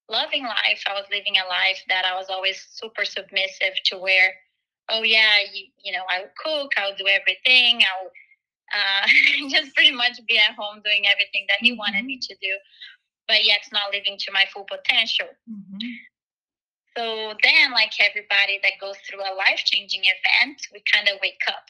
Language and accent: English; Brazil; moved away as an adult; now in United States; So I'm actually originally from Brazil. I came to the U.S. when I was 18.